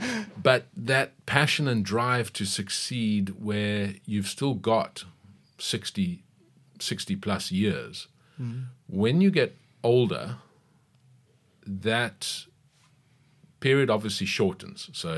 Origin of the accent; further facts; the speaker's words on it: KwaZulu-Natal, South Africa; also born or lived in Cape Town; I was born in Cape Town, raised in KwaZulu-Natal, went to university there.